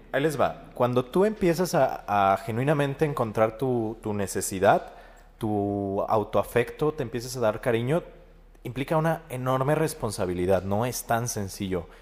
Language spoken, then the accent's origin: Spanish; Mexico; como sociedad mexicana somos muy postergadores